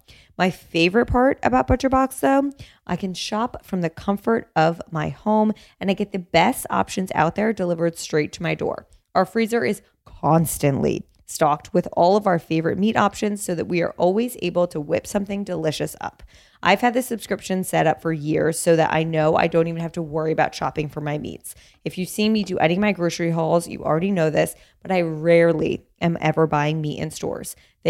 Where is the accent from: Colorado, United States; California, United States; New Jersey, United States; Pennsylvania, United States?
New Jersey, United States; also born or lived in New York; Well, I grew up in Jersey.